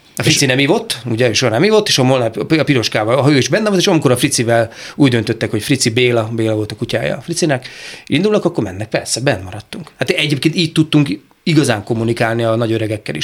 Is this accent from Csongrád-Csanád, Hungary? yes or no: yes; Szeged, Csongrád-Csanád, Hungary; szegedi vagyok